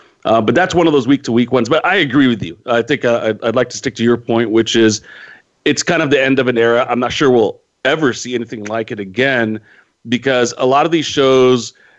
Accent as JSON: {"language": "English", "town": "Modesto", "region": "California", "country": "United States", "tie": "born or raised there", "said": "my hometown of Modesto."}